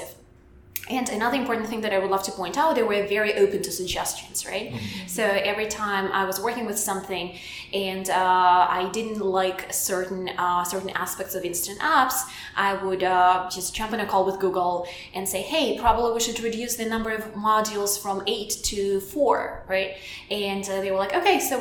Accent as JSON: {"language": "English", "country": "Belarus", "second_language": "English", "moved": "yes", "said": "I'm from Eastern Europe, from Belarus, which is like very next to Russia"}